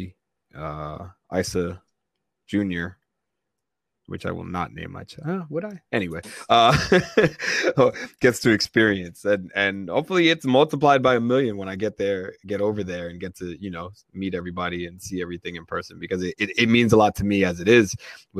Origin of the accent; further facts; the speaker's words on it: Nigeria; I'm Nigerian